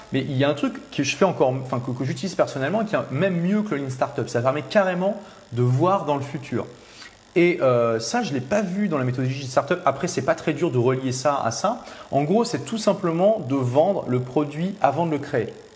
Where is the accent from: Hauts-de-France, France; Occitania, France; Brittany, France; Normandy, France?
Hauts-de-France, France; Lille; je suis de Lille